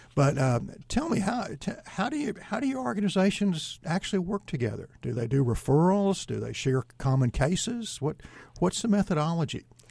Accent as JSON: {"language": "English", "region": "East Texas", "country": "United States", "said": "I'm from East Texas"}